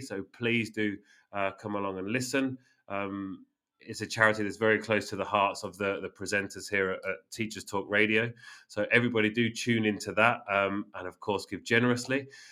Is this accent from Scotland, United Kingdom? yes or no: no; Northampton, East Midlands, United Kingdom; moved away; my hometown in the UK